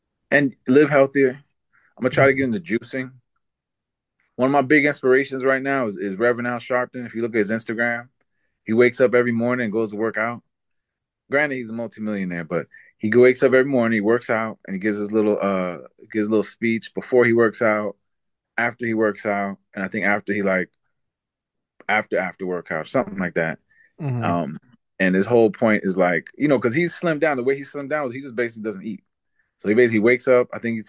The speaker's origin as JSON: {"language": "English", "region": "New York", "country": "United States", "tie": "born or raised there", "said": "because growing up around New York, like you tend to like avoid panhandlers in a way."}